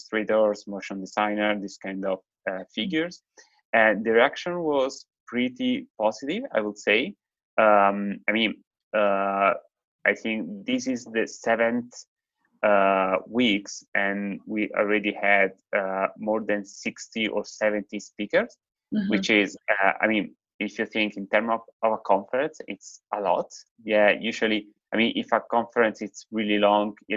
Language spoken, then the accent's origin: English; Italy; now in London, United Kingdom; I'm originally from Italy, but I live here in London.